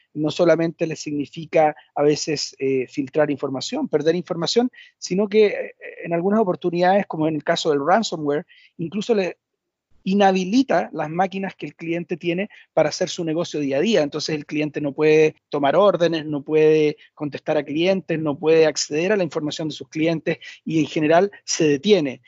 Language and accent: Spanish; Chile; efectivamente soy chileno, por si no se había notado en el, en el acento